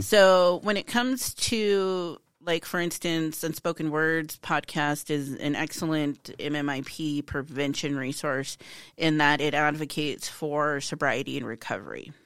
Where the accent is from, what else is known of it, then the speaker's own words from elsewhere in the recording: Hardin, Montana, United States; I'm from Hardin.